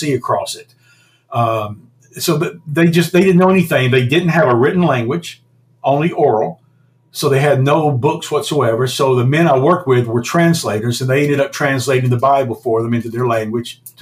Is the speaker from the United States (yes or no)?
yes; United States; being an American entrepreneur